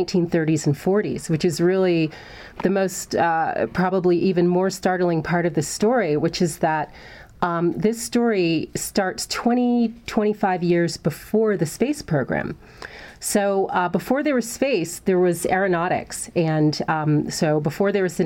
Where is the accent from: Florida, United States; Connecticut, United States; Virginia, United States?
Virginia, United States; Hampton; I grew up in Hampton, Virginia